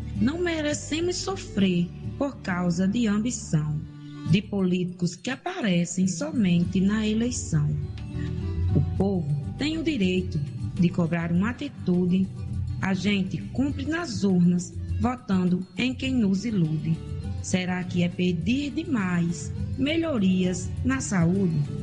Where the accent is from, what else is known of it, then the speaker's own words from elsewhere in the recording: Mossoró, Rio Grande do Norte, Brazil; Sou natural de Mossoró, do Rio Grande do Norte.